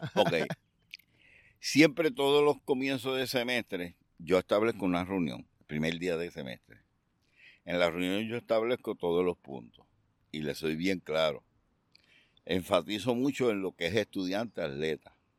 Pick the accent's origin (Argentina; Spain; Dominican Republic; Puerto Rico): Puerto Rico; Aguada; yo soy natural de Aguada, del barrio Espinal de Aguada